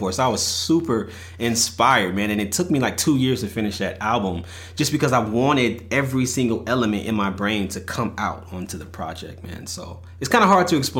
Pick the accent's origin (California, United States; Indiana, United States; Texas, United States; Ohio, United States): Texas, United States; Bastrop; now in Austin, United States; I'm originally from Bastrop, Texas. I reside now in Austin, Texas